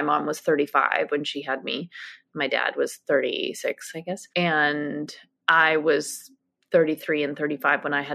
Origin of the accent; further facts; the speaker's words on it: New York City, New York, United States; I grew up on the Upper West Side